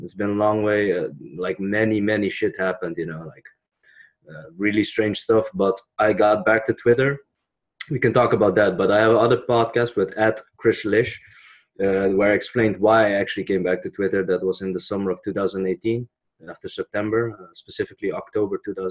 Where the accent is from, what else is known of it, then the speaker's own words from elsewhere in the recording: Netherlands; I was born in the Netherlands